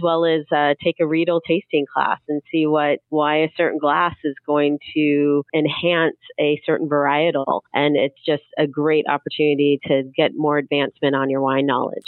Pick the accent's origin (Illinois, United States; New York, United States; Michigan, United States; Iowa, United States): Illinois, United States; the Midwest, just outside of Chicago; now in Southern Oregon, United States; I'm a transplant. I grew up in the Midwest, just outside of Chicago